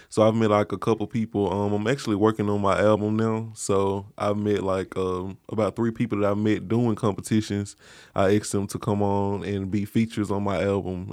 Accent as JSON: {"language": "English", "region": "Mississippi", "country": "United States", "moved": "as an adult", "lives_now": "Memphis, United States", "said": "I'm from Mississippi originally. I've been in Memphis about two years."}